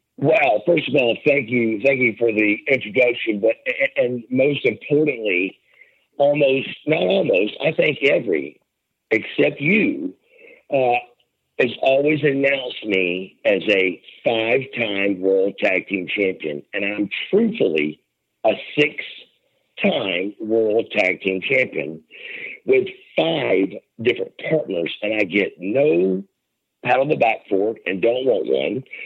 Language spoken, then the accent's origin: English; Atlanta, Georgia, United States; I got fired at Phillips Arena, bro, in my hometown